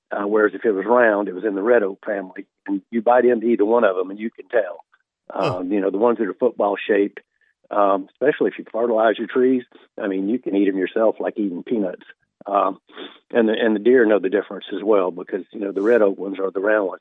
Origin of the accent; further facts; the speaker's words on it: South Alabama, United States; I grew up hunting in South Alabama